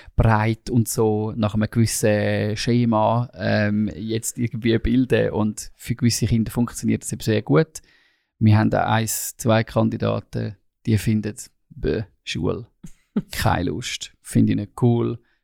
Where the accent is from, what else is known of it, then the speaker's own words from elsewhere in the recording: Switzerland; als Schweizer